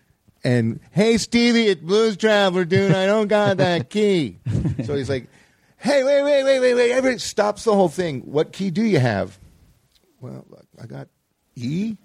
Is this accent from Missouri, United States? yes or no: no; Stamford, Connecticut, United States; Stanford, Connecticut is where I grew up.